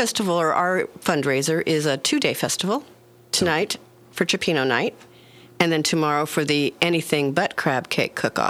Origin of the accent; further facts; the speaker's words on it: Southern California, United States; moved away as an adult; now in Fort Bragg, United States; I'm transplant from Southern California some 20 years ago.